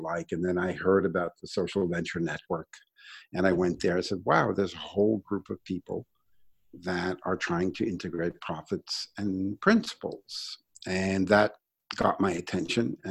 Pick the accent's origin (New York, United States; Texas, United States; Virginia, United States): New York, United States; New York City; I grew up in Brooklyn